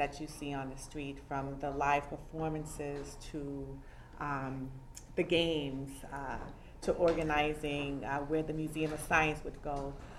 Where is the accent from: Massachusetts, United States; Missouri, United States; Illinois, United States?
Massachusetts, United States; Boston; I grew up in Roxbury, right around the corner.